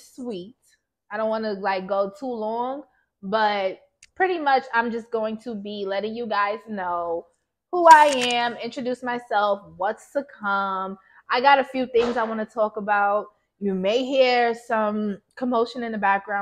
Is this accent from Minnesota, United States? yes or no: no; Yonkers, New York, United States; also born or lived in Baltimore; I am from Yonkers, New York